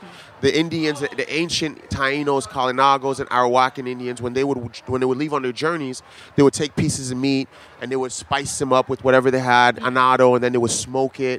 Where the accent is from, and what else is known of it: U.S. Virgin Islands